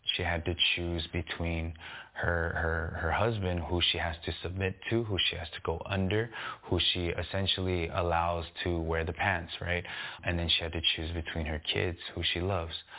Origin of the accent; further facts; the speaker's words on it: San Gabriel Valley, California, United States; when I was younger, I grew up in the San Gabriel Valley.